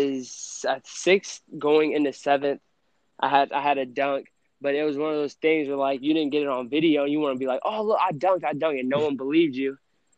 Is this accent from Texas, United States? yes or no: yes; Lubbock, Texas, United States; born there; Texas Tech probably, because that's where I was born in Lubbock, and my dad also coached for Texas Tech at when I was born.